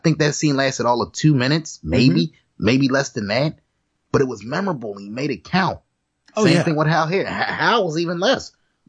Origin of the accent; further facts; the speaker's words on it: Jamaica; Yeah, I'm not black. Yeah. I'm Jamaican. Yeah, Haitian too.